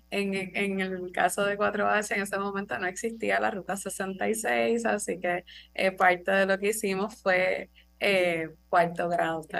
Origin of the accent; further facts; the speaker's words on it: Loíza, Puerto Rico; yo nací en Loiza, mis papás no son de Loiza, pero yo sí, nací y me crié allí.